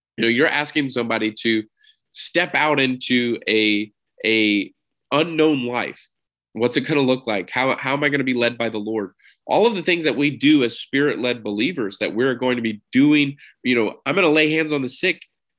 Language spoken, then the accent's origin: English; Texas, United States; I'm from Texas